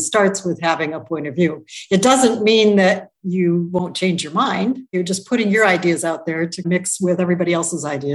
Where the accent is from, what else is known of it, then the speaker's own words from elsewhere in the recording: Toledo, Ohio, United States; I grew up in Toledo, Ohio